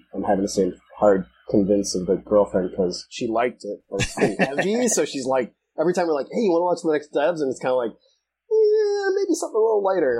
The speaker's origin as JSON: {"language": "English", "town": "Detroit", "region": "Michigan", "country": "United States", "tie": "born or raised there", "said": "We were the poor kids in Detroit"}